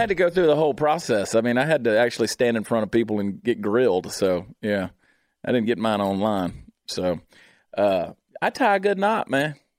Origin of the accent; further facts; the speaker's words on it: Augusta, Georgia, United States; I am from Augusta, Georgia. I am from Georgia.